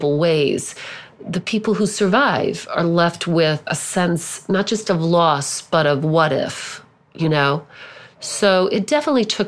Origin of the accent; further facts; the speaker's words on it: Southern Indiana, United States; also born or lived in Germany / Israel; now in Manhattan, United States; growing up in Southern Indiana, where everybody was white